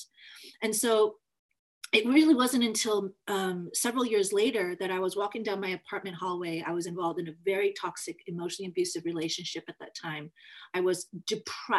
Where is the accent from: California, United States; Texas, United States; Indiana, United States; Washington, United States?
Washington, United States; Federal Way